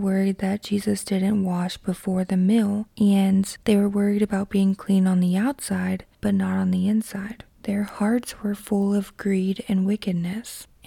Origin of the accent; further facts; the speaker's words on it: Kentucky, United States; my hometown in Kentucky